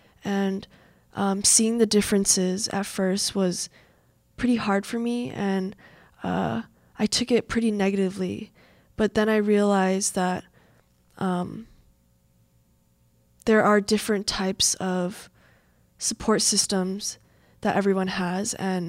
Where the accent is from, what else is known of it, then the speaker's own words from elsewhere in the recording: Midwest, United States; I noticed kind of a bubble of just being raised and born and raised in the Midwest, and you kind of just want to stay here in the Midwest and don't really want to branch out.